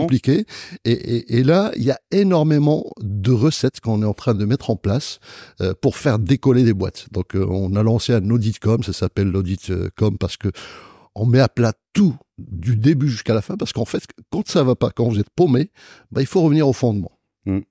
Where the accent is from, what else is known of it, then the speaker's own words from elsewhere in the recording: Marrakech, Marrakesh-Safi, Morocco; moved away as an adult; now in France; à Marrakech, parce que c'est ma ville natale